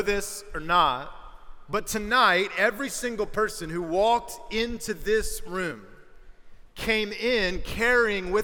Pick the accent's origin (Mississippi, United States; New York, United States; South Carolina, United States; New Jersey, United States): South Carolina, United States; I'm from South Carolina, the better of the two Carolinas